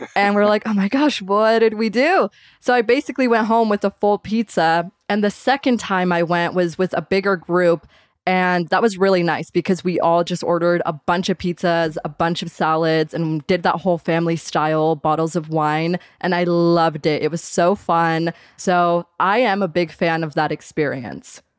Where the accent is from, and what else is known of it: Caldwell, Idaho, United States; born or raised there